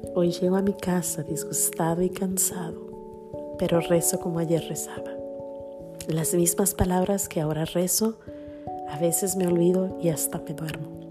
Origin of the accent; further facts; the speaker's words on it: Mexico; por naturaleza soy mexicana